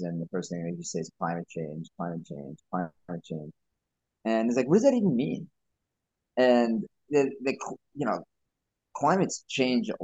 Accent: Space Coast, Florida, United States; now in New York, United States; I grew up in the Space Coast area before moving to New York

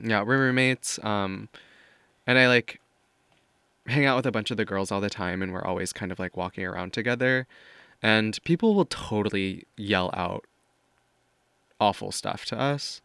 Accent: Missouri, United States; moved away as an adult; also born or lived in Paris; now in New York, United States; growing up in Missouri

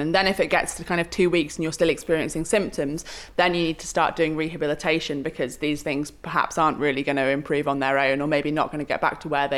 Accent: Malvern, West Midlands, United Kingdom; moved away; also born or lived in Sheffield; I did grow up in Malvern

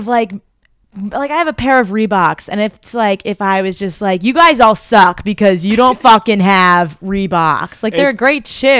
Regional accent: Connecticut, United States; I'm from Connecticut.

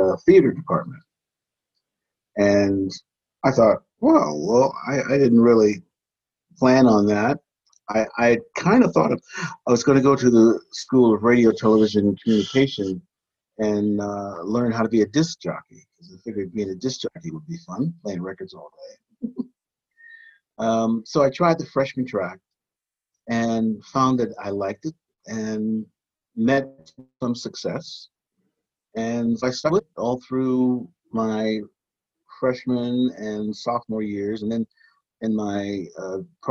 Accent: Cleveland, Ohio, United States; I grew up in Cleveland, Ohio

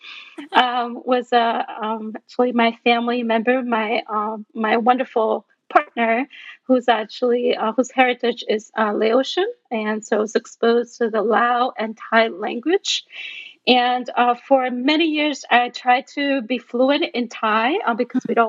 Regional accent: Taiwan; first language Taiwanese; English is a second language; also born or lived in Dominican Republic; now in United States; I actually was raised speaking Taiwanese. I was born in Taiwan.

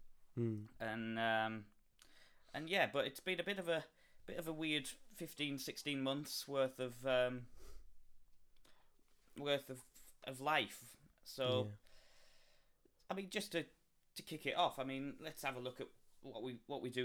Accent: the north of England, United Kingdom

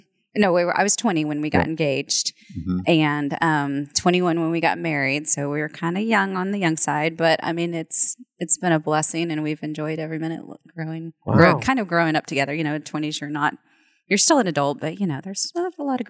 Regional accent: Norman, Oklahoma, United States; I'm from Norman, and I came up here the summer before my freshman year because I was so excited to come to college.

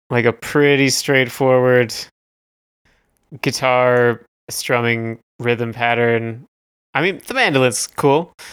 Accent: Canada; We are Canadian content.

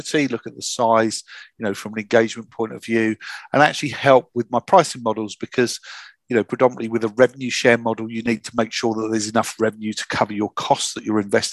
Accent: Hastings, South East England, United Kingdom; I'm from the south of England. I'm from Hastings, the Battle of Hastings

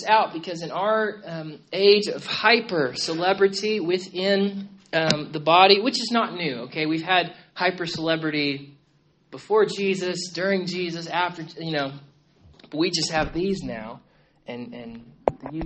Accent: United States; as an American

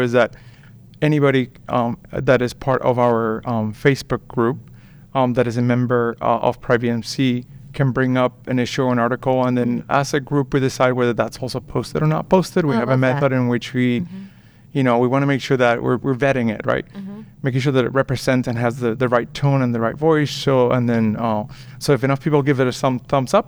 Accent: Puerto Rico; moved away; also born or lived in Pennsylvania / New York City; I'm from Puerto Rico. I was born and raised there

